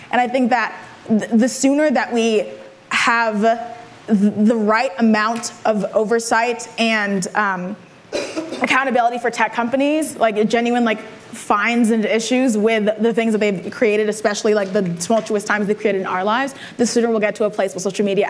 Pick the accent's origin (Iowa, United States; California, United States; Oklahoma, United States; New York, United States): California, United States; I'm from California.